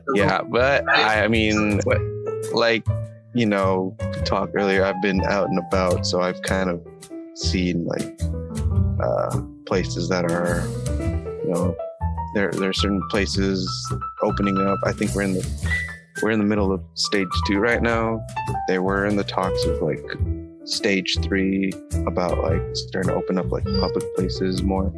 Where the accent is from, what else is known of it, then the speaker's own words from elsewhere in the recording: United States; also born or lived in Jakarta, Indonesia; US raised